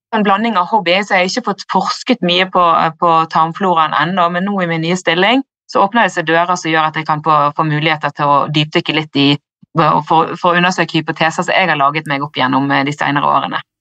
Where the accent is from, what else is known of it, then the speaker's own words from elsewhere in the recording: Bergen, Vestland, Norway; also born or lived in Ås / Australia; Jeg er fra Bergen